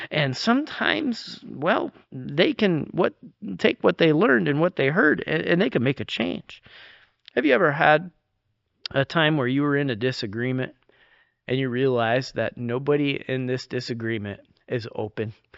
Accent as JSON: {"language": "English", "region": "New York", "country": "United States", "tie": "born or raised there", "moved": "yes", "said": "growing up in New York"}